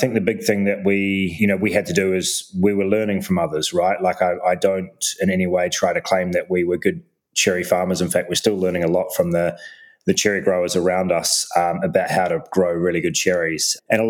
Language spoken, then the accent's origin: English; Wellington, New Zealand; moved away as an adult; also born or lived in Sydney, Australia; now in Wanaka, New Zealand; Well, I grew up in Wellington, and after graduating with a computer science degree from Victoria University, left for Sydney for 12 years